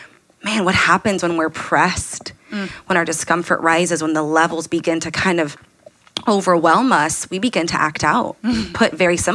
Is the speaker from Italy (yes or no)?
no; Anchorage, Alaska, United States; I am actually from Anchorage, Alaska.